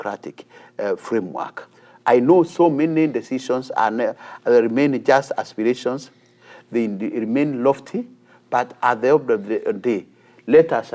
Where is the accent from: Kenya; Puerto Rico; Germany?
Kenya; as a Kenyan